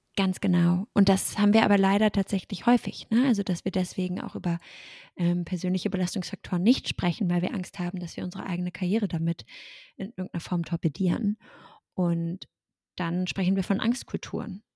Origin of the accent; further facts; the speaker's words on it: Germany; ich bin Deutsche